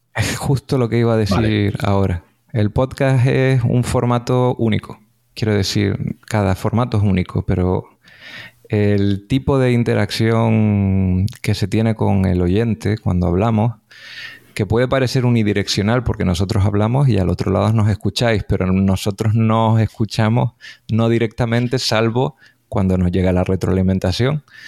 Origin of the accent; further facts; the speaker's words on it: Canary Islands, Spain; eso nos llevó a conocernos como divulgadores canarios